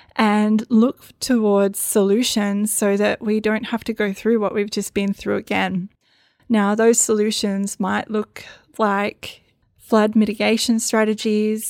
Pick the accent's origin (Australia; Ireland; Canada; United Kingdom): Australia; Northern Rivers, New South Wales; my story of growing up in the Northern Rivers